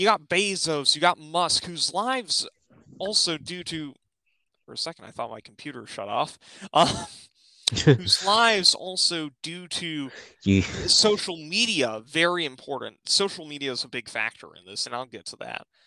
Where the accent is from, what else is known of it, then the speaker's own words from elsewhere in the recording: West Virginia, United States; my home state